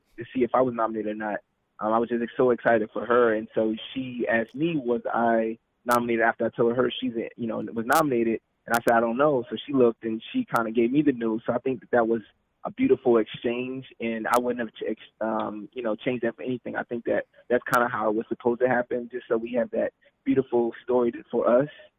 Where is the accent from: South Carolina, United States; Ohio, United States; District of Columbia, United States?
District of Columbia, United States; Washington; I was born in Washington, D.C.